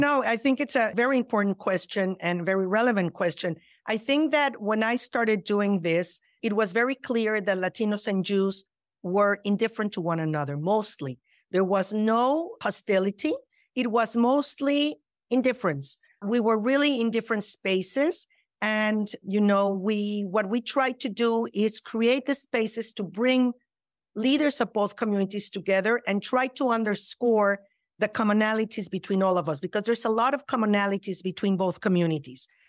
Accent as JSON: {"language": "English", "region": "Mexico City", "country": "Mexico", "tie": "born or raised there", "moved": "yes", "lives_now": "United States", "said": "I was born and raised in Mexico City"}